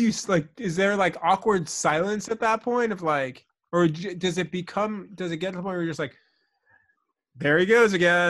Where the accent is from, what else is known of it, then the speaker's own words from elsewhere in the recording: Long Island, New York, United States; so I grew up on Long Island.